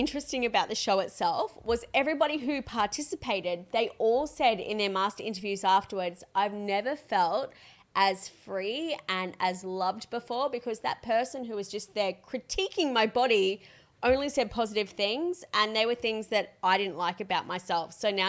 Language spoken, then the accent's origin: English; Logan, Queensland, Australia; Well, I grew up in Logan.